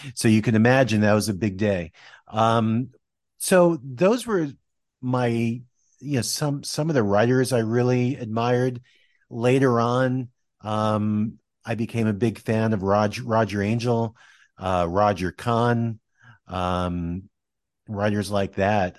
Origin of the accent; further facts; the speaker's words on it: Westwood, New Jersey, United States; I grew up in Westwood, New Jersey